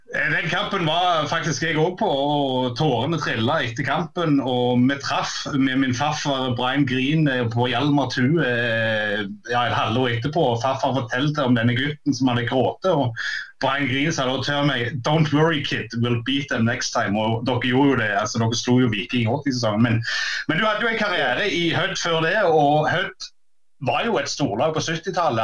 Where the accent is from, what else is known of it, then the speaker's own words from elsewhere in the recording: Jæren, Rogaland, Norway; den kulturen jeg vokste opp med på Jæren